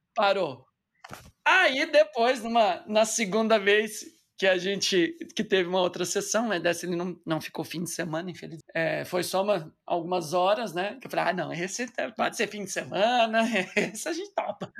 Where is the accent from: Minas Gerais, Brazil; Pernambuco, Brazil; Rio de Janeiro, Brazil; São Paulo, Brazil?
São Paulo, Brazil; Batatais; moved away; estava eu lá na minha cidade natal